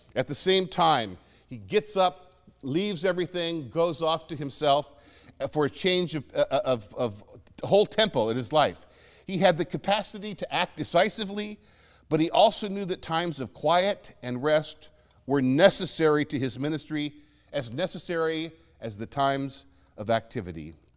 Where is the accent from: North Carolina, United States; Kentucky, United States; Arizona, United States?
Arizona, United States; Phoenix; moved away as an adult; growing up in Phoenix